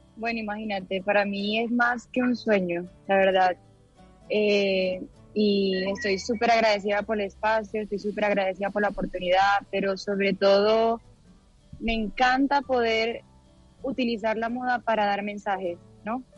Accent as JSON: {"language": "Spanish", "country": "Venezuela", "also_born_or_lived": "La Guajira, Colombia", "moved": "as an adult", "lives_now": "Medellín, Colombia", "said": "yo soy eh, venezolana, tengo 25 años"}